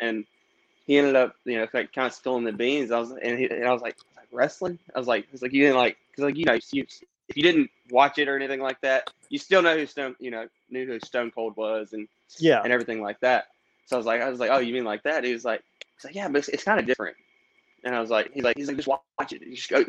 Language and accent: English; White House, Tennessee, United States; I grew up in White House, Tennessee.